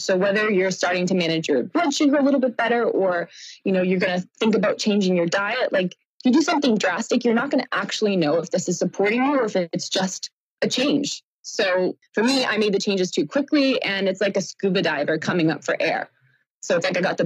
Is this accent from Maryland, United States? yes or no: no; Boston, Massachusetts, United States; I am from Boston, just south